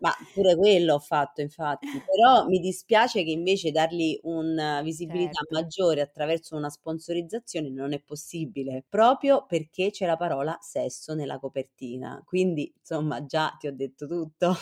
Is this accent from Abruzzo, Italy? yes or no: yes; Chieti, Abruzzo, Italy; nella mia terra, io sono abruzzese, sono sì. di Chieti